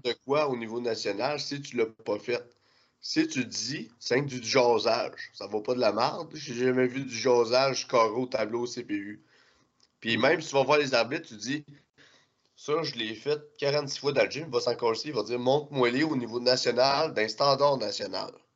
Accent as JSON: {"language": "French", "region": "Quebec", "country": "Canada", "said": "en tant que Québécois"}